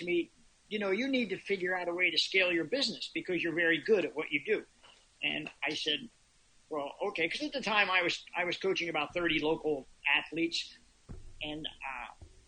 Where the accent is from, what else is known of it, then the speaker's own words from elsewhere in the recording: Philadelphia, Pennsylvania, United States; also born or lived in Boulder, Colorado; now in Montauk, United States; I'm an East Coaster originally. I'm originally from the Philadelphia area